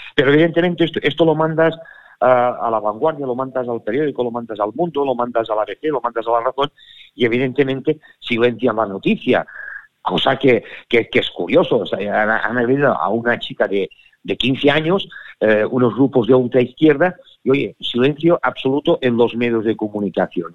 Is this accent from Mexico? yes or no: no; Catalonia, Spain; soy catalán, que he nacido en Cataluña